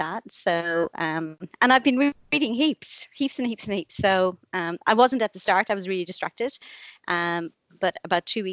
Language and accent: English; Blarney, Munster, Ireland; also born or lived in Cork; I grew up in Blarney, which is in the country. She thought she was doing a great thing, sending me into the city to school